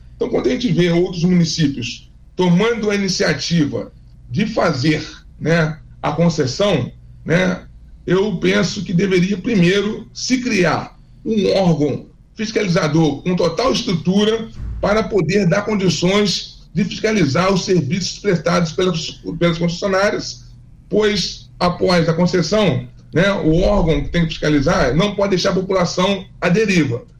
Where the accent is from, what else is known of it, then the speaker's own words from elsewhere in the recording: Fluminense, Rio de Janeiro, Brazil; eu sou fluminense